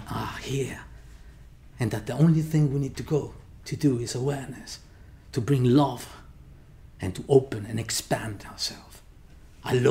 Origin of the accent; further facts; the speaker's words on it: Mexico; moved away; I'm originally from Mexico